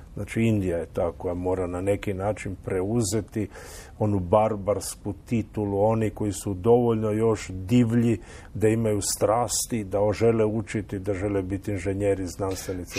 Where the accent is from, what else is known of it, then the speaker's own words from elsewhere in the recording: Istria County, Croatia; kod nas u Istri